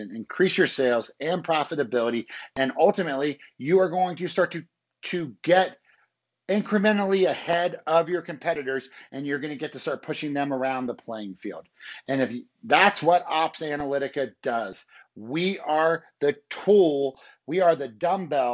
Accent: Maryland, United States; moved away as an adult; also born or lived in Colorado / Baltimore; I grew up in Maryland, like in 1972 was born, and then I lived there until like 1990, and then I went to college

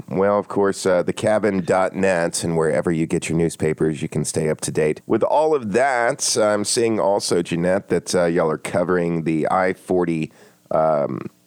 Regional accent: Atlanta, Georgia, United States; I, I always tell people I've lived in the South my entire life since birth and uh, never got used to it.

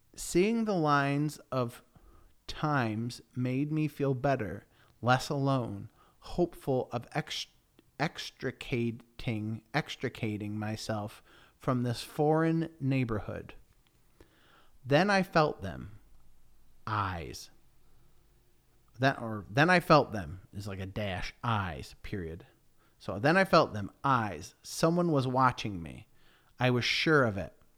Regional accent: Sydenham, New York, United States; moved away as an adult; now in Sydenham, United Kingdom; And I grew up in a town called Sidham, New York

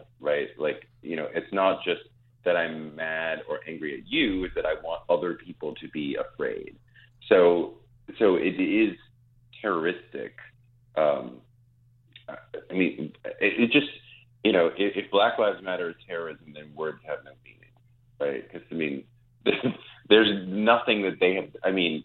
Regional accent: New York, United States; as a New Yorker

